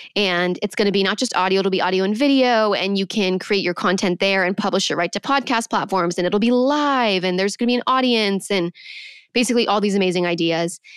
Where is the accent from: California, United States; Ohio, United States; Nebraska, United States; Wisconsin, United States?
California, United States; Manhattan Beach; born or raised there